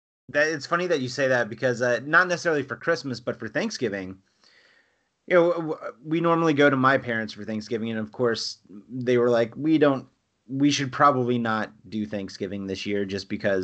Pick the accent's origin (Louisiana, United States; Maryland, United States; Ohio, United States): Louisiana, United States; accent: Cajun; moved away; but I'm from South Louisiana. You probably don't hear it in my voice because whatever Cajun accent I had has been weeded out through just 20 plus years of living in North Georgia.